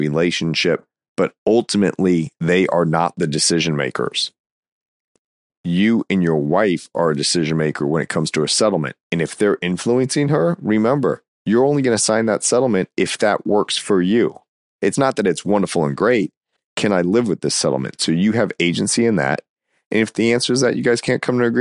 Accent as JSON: {"language": "English", "region": "Florida", "country": "United States", "said": "my home state here"}